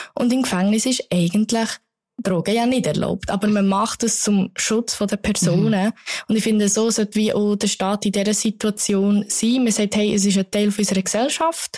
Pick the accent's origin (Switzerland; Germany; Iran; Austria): Switzerland; Bern; ich bin Bernerin